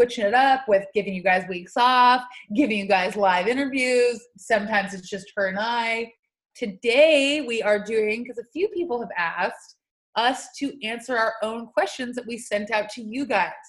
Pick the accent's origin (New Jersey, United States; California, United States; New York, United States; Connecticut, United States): California, United States; Morro Bay; now in San Simeon, United States; I'm from Morro Bay.